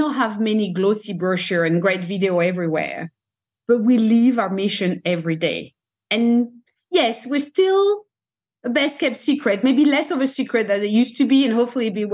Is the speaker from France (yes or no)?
yes; France; I'm French, I come from France